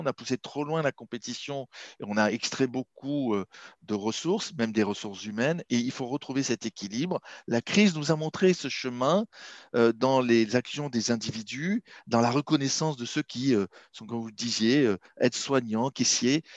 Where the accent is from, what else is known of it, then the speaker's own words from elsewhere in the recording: Marseille, Provence-Alpes-Côte d'Azur, France; moved away as an adult; also born or lived in Shanghai, China / Silicon Valley, United States / London, United Kingdom; now in Paris, France; je suis marseillais d'origine